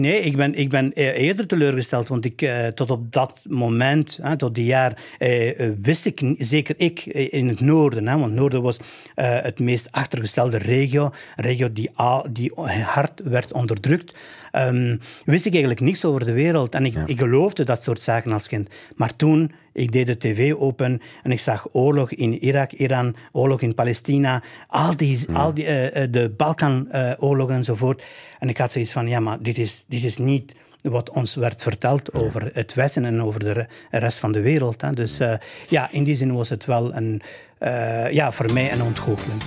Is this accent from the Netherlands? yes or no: no; northern Albania, Albania; now in Belgium; ik, omdat ik van het noorden ben. We hebben ook hetzelfde dialect, min of meer